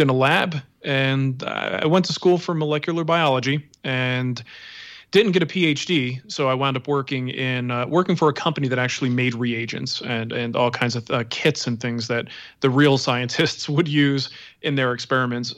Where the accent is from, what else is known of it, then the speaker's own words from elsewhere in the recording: East Coast, United States; now in Denver, United States; growing up on the East Coast